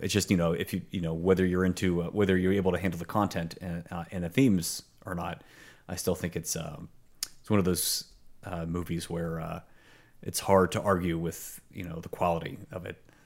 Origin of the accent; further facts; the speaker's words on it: Pittsburgh, Pennsylvania, United States; It was made in my hometown